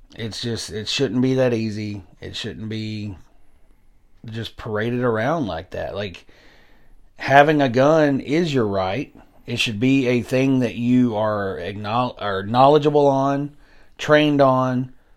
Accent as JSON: {"language": "English", "area": "Hickman County", "region": "Tennessee", "country": "United States", "tie": "born or raised there", "said": "Hickman County down the road here, my hometown, our hometown"}